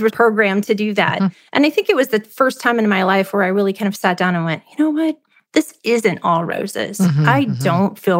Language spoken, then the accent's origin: English; Ohio, United States; moved away as an adult; also born or lived in Charlotte, North Carolina; I grew up in Ohio.